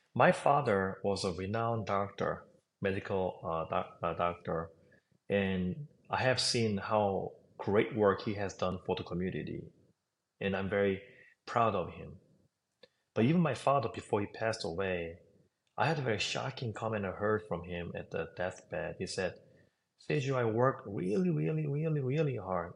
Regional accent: South Korea; English is a second language; moved away as an adult; also born or lived in New York; now in United States; I was raised in South Korea

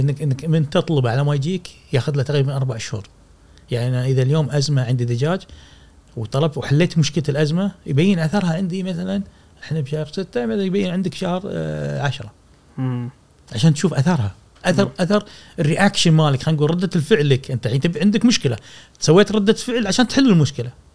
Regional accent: Kuwait; احنا عندنا في الكويت

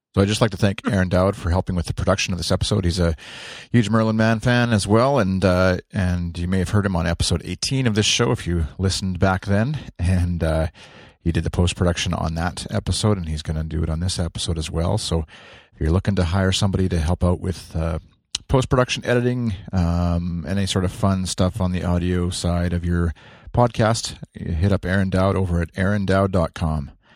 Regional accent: Canada; as a Canadian

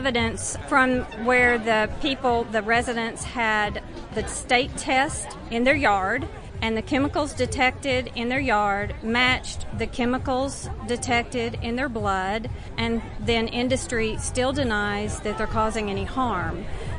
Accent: Texas, United States; I'm from Texas. I lived in Wise County in North Texas

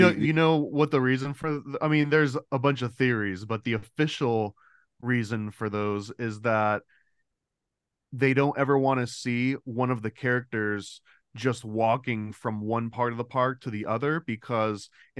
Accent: Florida, United States; Same, Florida, same.

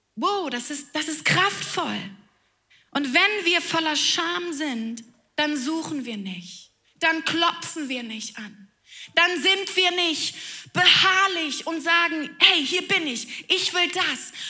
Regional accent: Flensburg, Schleswig-Holstein, Germany; ich komme ganz oben aus dem Norden, aus Flensburg

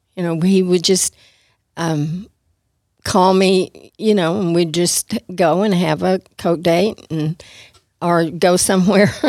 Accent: Amarillo, Texas, United States; I was raised all my life in Amarillo

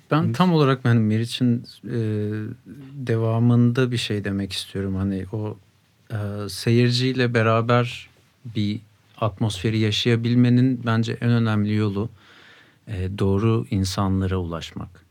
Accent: Sakarya, Turkey; moved away as an adult; now in Ankara, Turkey; Sakaryalıyım. Üniversite için buraya geldim 2010'da.

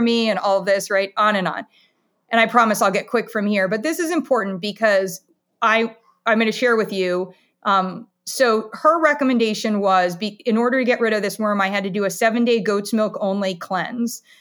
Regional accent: Columbus, Ohio, United States; also born or lived in Ann Arbor, Michigan; now in Camden, United States; I am a kid from Ohio. I was born in Ann Arbor, Michigan, and moved to Columbus, Ohio.

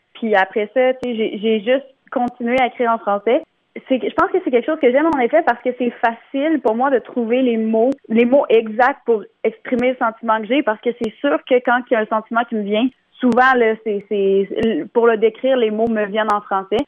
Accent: Bas-Saint-Laurent, Quebec, Canada; je viens euh, du Bas-Saint-Laurent

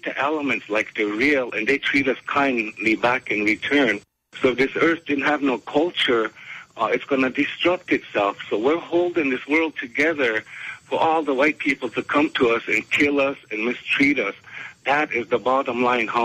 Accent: South Dakota, United States; as Lakota

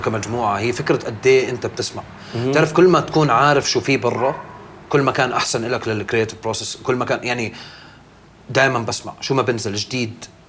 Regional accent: Irbid, Irbid Governorate, Jordan; now in Amman, Jordan; تربيت بالشمال تربيت باربد

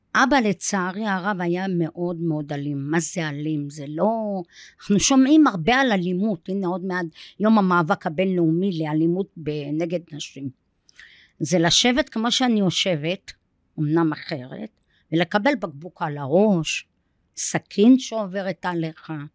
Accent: Safed, Northern District, Israel; moved away; אני ילידת צפת, נולדתי ב-1962.

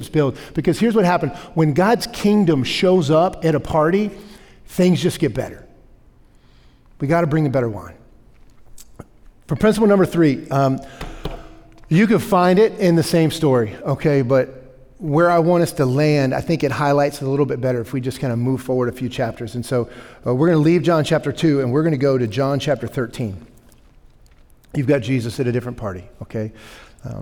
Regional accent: the South, United States; I'm from the South, okay? Like, this is how I grew up

